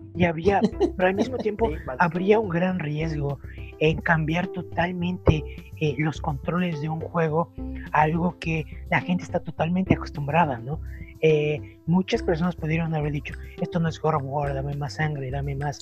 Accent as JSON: {"language": "Spanish", "region": "Tlaxcala", "country": "Mexico", "tie": "born or raised there", "moved": "yes", "said": "yo crecí en, en Tlaxcala"}